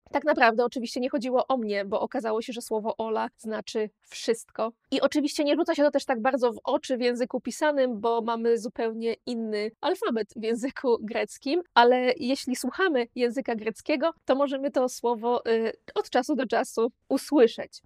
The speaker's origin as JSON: {"language": "Polish", "country": "Poland", "moved": "yes", "lives_now": "Malta"}